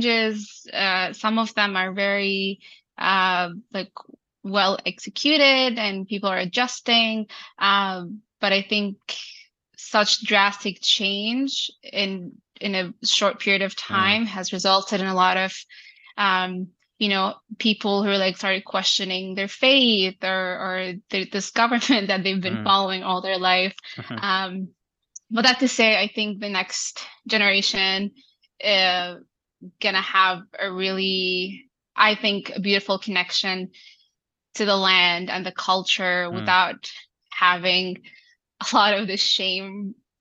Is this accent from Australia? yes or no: no; Saudi Arabia; also born or lived in Vancouver, Canada; now in Toronto, Canada; I was born and raised in Saudi Arabia